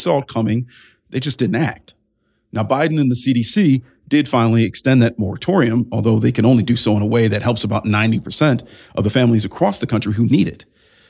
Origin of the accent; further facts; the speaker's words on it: Ohio's 11th district, United States; my hometown district, Ohio's 11th.